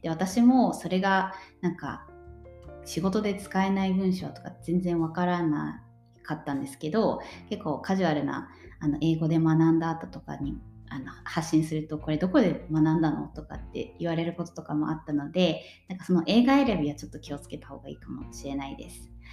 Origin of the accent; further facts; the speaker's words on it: Japan; moved away as an adult; now in Sweden; 私はもともと日本で生まれて日本で育って